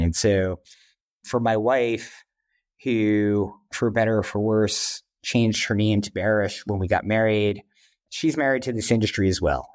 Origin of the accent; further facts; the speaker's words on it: New York, United States; also born or lived in Wisconsin; I grew up here in New York